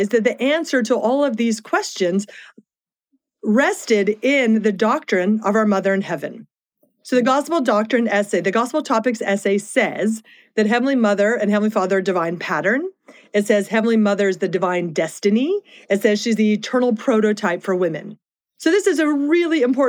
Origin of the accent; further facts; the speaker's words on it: the East, East Coast, United States; our family had shifted to the East. And so it was interesting growing up, because we were growing up in a place where being a member of the Church of Jesus Christ of Latter-day Saints was not common